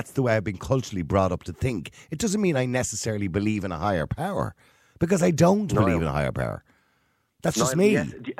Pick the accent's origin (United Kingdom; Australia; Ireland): Ireland; all those kind of little isms that we say as Irish people, right?